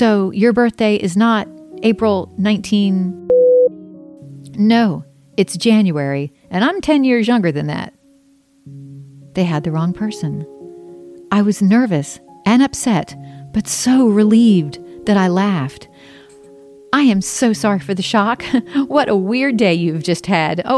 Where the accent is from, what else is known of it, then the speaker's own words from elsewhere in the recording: Charleston, South Carolina, United States; I was born in Charleston and put up for adoption